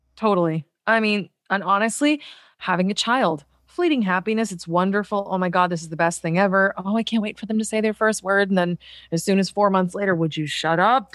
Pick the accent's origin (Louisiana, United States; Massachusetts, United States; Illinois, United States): Massachusetts, United States; Boston; moved away; I'm from Boston